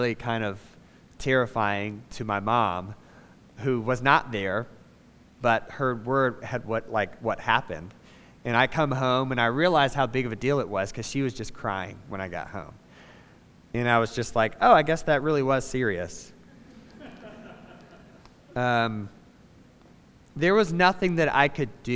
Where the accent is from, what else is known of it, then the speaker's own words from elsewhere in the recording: Savannah, Georgia, United States; moved away as an adult; I'm from Savannah. It's where I was born, spent the first 18 years of my life before I went to college